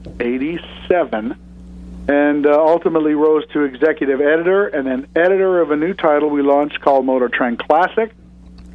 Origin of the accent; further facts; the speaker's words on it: Southern California, United States; I am born and raised in Southern California